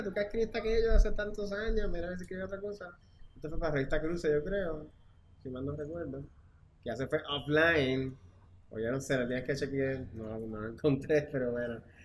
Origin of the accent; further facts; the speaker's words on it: Puerto Rico; also born or lived in Mexico / New York; somos nosotros, los puertorriqueños